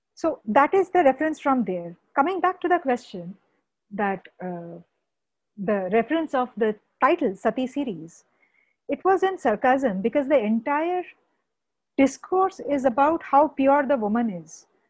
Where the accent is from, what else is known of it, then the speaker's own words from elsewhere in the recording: West Bengal, India; I come from Bengal